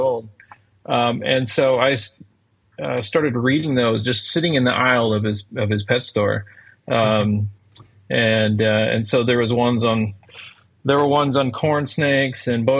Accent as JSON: {"language": "English", "area": "Galveston County", "region": "Texas", "country": "United States", "tie": "born or raised there", "said": "growing up in Galveston County when I was 3 years old"}